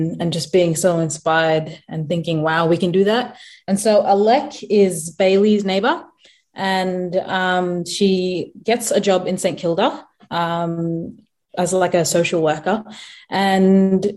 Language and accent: English; South Sudan; now in Australia; I'm South Sudanese